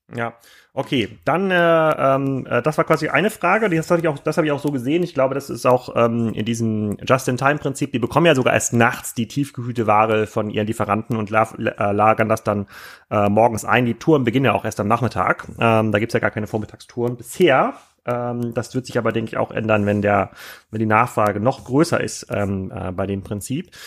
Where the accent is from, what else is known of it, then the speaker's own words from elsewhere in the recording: Kiel, Schleswig-Holstein, Germany; für mich als Kieler